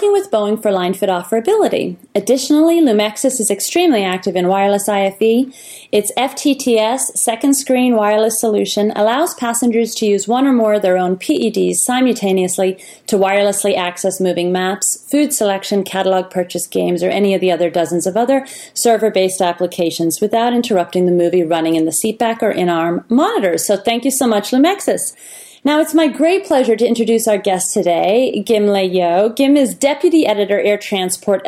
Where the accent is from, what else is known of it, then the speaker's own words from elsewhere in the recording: Ireland; we're from Ireland